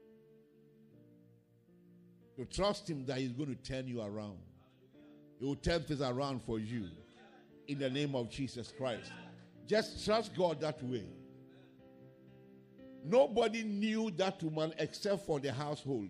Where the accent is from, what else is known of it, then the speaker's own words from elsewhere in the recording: Ghana; my hometown was not in the map of Ghana